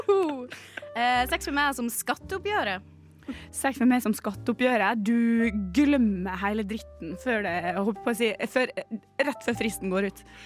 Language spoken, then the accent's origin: Norwegian; Ålesund, Møre og Romsdal, Norway; moved away; jeg er fra Ålesund